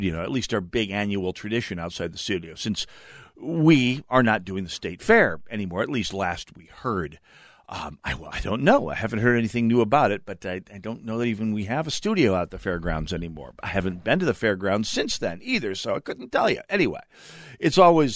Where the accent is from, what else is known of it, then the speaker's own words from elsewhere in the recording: North Dakota, United States; now in Minnesota, United States; I'm from North Dakota